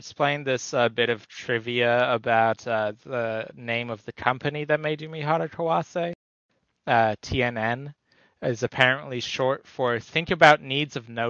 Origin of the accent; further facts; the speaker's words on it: New Jersey, United States; I'm from New Jersey